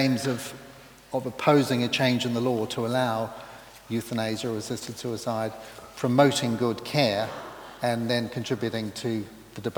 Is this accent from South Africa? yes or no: no; New Zealand; moved away as an adult; also born or lived in Kenya; now in United Kingdom; I grew up in New Zealand, trained in medicine, specialised in general surgery